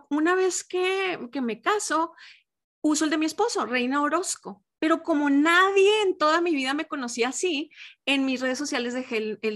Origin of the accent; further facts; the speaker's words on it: Mexico; Pero aquí en mi país, en México, se usa el de.